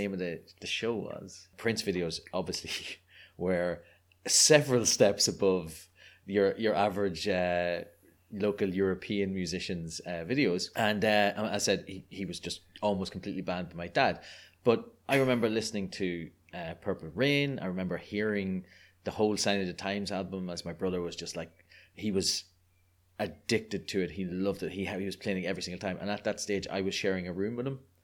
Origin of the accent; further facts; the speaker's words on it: Ireland; accent: Irish; I'm a delightful Irish person, which means that I was growing up in Catholic repressed Ireland